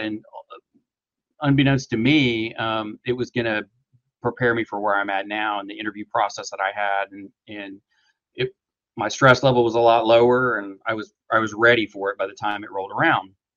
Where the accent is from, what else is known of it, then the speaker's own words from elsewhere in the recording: small town in middle of Oklahoma, United States; now in Tulsa, United States; I was born in Tulsa, but we progressively moved to the country, and so um, I went to a small town in uh, kind of middle of Oklahoma. Uh, graduated high school there